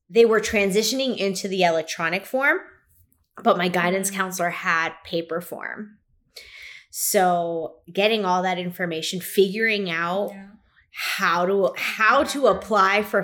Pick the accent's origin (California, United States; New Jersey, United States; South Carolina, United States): New Jersey, United States; Kearny; I'm from Kearney.